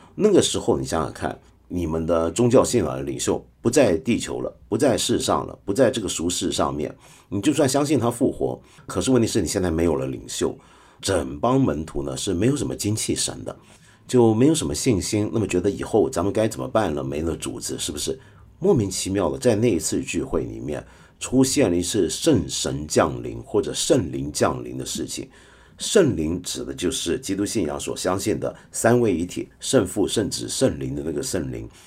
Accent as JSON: {"language": "Chinese", "region": "Northeast China", "country": "China", "said": "我们东北人讲的跳大神"}